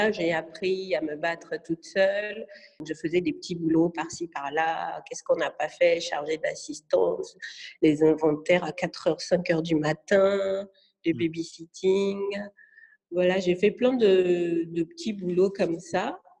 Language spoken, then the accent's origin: French; France; born there; parce que déjà je suis née en France, c'est